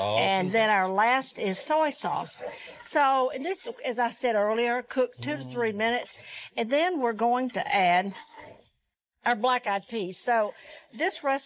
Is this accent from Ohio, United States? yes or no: no; Georgia, United States; I grew up in the South, grew up in Georgia